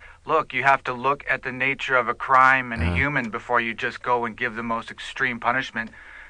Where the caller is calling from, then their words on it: Saskatchewan, Canada; I'm calling from Saskatchewan, Canada.